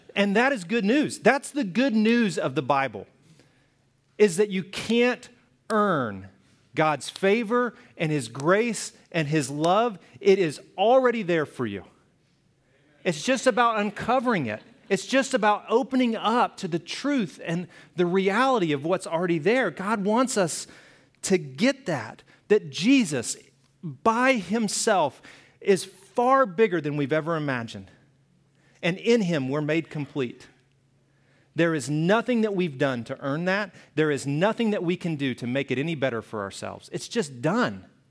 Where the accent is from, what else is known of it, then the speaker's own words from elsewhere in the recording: the South, United States; moved away; I grew up in the South